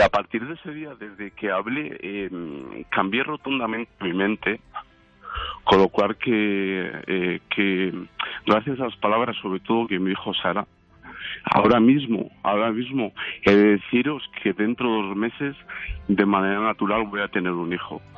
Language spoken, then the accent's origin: Spanish; León, Castile and León, Spain; yo soy de León